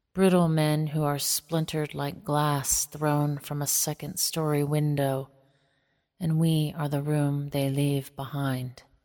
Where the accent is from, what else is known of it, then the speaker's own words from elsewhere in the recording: northeastern Montana, United States; I am most rooted in my home community on the Maniche-Chauchet in northeastern Montana, on the Canadian and North Dakota border.